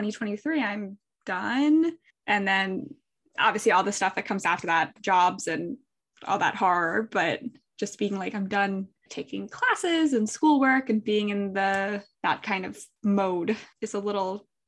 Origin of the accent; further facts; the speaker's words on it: southeastern Pennsylvania, United States; I'm from southeastern Pennsylvania, so there's just a lot of history from, you know, the Revolutionary War and houses in my hometown being from 1700s, 1600s